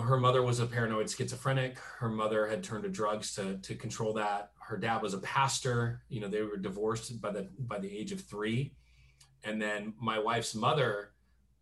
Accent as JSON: {"language": "English", "region": "Southern California", "country": "United States", "tie": "born or raised there", "said": "I grew up in Southern California, the heart of, you know, the Jesus movement"}